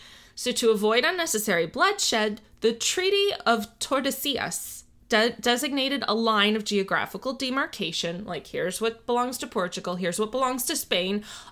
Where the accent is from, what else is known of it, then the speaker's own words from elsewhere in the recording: Florida, United States; To my home state. We have, there's a main drag in Coral Gables in South Florida called Ponce de León Boulevard